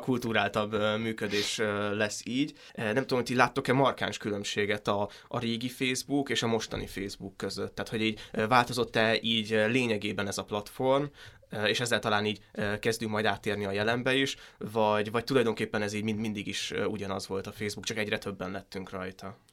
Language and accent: Hungarian; Hungary; ebben az országban nőttem fel